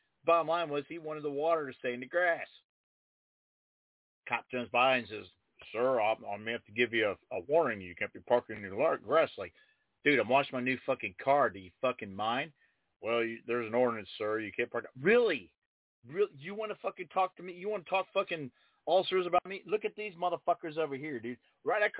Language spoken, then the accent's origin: English; Dayton, Ohio, United States; East Dayton, where I grew up in Belmont's gone